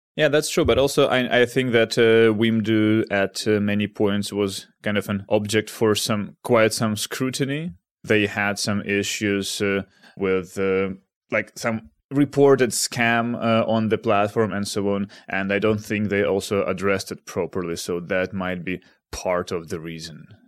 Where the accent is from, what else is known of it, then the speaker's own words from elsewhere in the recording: Kharkiv, Kharkiv Oblast, Ukraine; now in Amsterdam, Netherlands; I'm in my hometown of Kharkiv